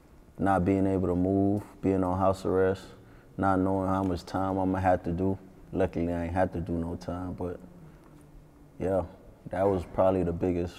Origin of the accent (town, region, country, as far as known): North Miami, Florida, United States; born or raised there; also born or lived in Jamaica